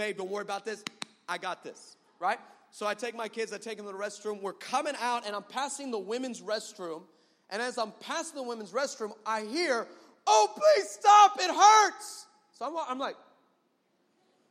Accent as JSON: {"language": "English", "town": "El Paso", "region": "Texas", "country": "United States", "said": "I'm from El Paso"}